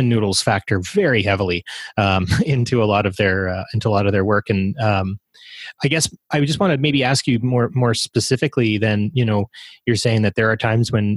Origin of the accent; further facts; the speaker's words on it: Edmonton, Alberta, Canada; I'm from Edmonton